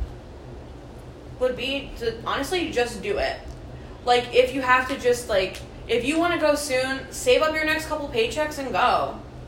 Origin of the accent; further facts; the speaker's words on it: Conneaut, Ohio, United States; moved away as an adult; I'm from Conneaut